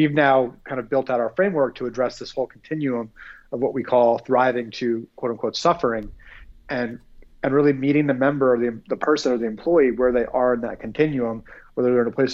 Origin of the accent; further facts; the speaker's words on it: New Jersey, United States; moved away as an adult; also born or lived in New York / Philadelphia; now in Phoenix, United States; grew up in New Jersey, kind of lived all over that area, New York, Philadelphia